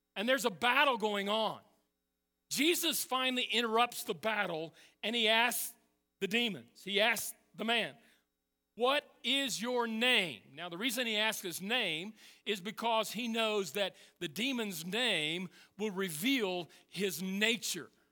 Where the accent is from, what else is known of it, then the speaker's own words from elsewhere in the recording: Texas, United States; moved away; I'm from Texas